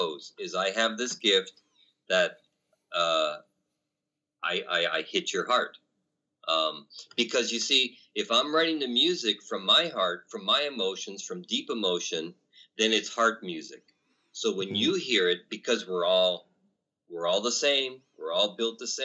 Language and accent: English; Canada; I'm Canadian